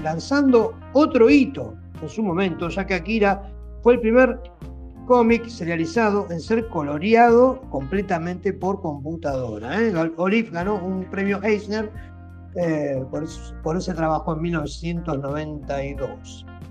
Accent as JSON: {"language": "Spanish", "country": "Argentina"}